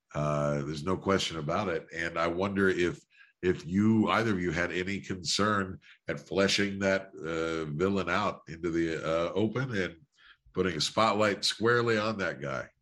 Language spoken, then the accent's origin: English; West Virginia, United States; now in Washington, D.C., United States; I grew up in West Virginia.